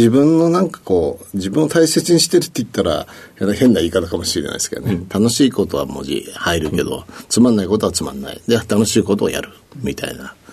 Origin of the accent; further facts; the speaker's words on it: Tokyo, Japan; ょうえー、東京ですね。